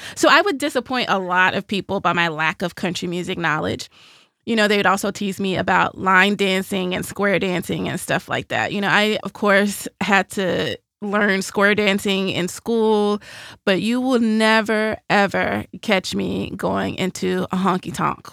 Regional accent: Nashville, Tennessee, United States; moved away as an adult; when you grow up in Music City

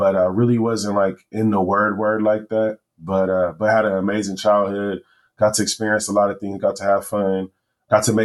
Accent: Los Angeles, California, United States; also born or lived in Washington, D.C.; I am from Los Angeles, California. I was born in Washington, D.C., but raised in Southern California.

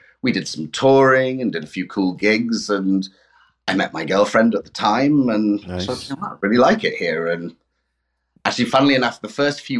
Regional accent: England, United Kingdom; moved away as an adult; now in Toronto, Canada; Coming from England, where it just rains all the time

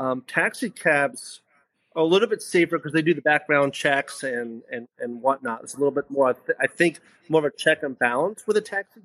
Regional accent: New York, United States; born there; also born or lived in Spring Valley; I was 8 weeks old. I was born in New York.

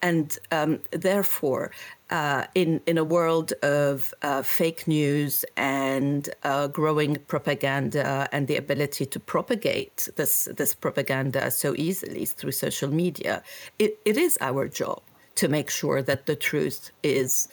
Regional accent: Beirut, Beirut Governorate, Lebanon; moved away as an adult; also born or lived in United States; now in London, United Kingdom; I grew up in Beirut

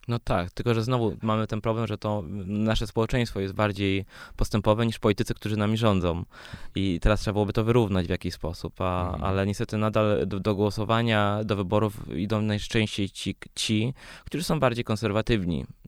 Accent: Poland; born or raised there; also born or lived in Sweden

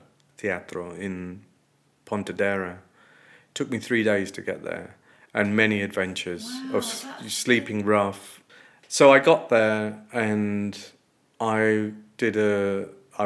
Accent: Coventry, West Midlands, United Kingdom; I'm a kid from a corner shop in Coventry

